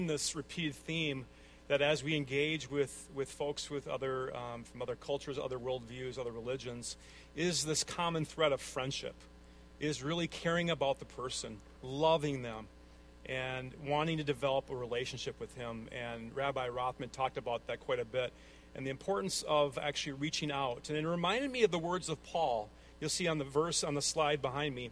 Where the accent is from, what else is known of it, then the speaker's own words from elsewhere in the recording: Midwest, United States; accent: Midwestern; my strange Midwestern accent